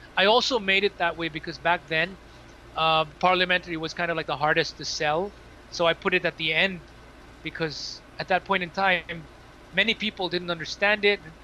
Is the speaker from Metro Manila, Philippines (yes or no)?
yes; Manila, Metro Manila, Philippines; moved away as an adult; also born or lived in Cebu; now in Singapore; so I was born in Metro Manila and then stayed in Metro Manila until grade five, and then it was grade six until high school that I was in Cebu.